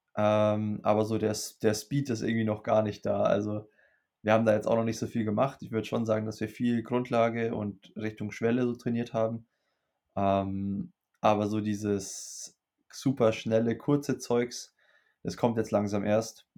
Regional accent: Germany; bei uns in Deutschland

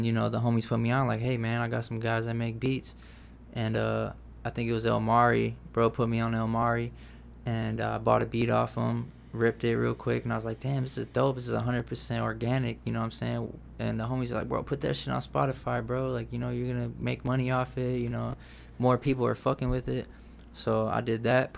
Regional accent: Racine, Wisconsin, United States; now in Eau Claire, United States; growing up in Racine, that was real close to home

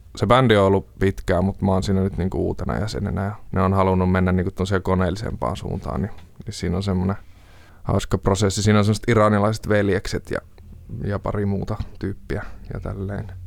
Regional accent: Jyväskylä, Central Finland, Finland; now in Helsinki, Finland; olen kotoisin Jyväskylästä. Alun perin nyt asun Helsingissä

